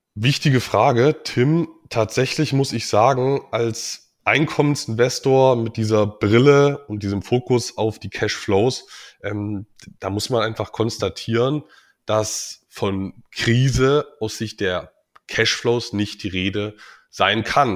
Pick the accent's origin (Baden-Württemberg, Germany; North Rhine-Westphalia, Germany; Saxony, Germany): Saxony, Germany; Dresden; now in Magdeburg, Germany; Privat bin ich in Dresden aufgewachsen, wohne mittlerweile in Magdeburg.